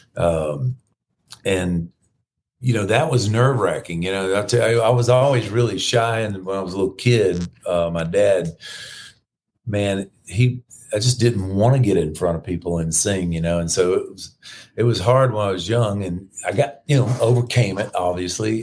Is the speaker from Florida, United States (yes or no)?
yes; Florida, United States; I'm from Florida